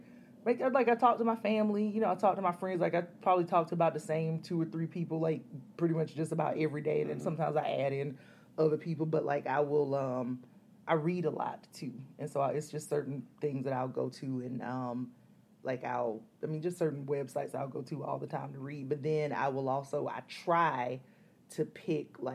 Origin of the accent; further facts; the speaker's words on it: Columbus, Georgia, United States; accent: southern twang; moved away as an adult; also born or lived in Athens, Georgia / Atlanta, Georgia; that's where I grew up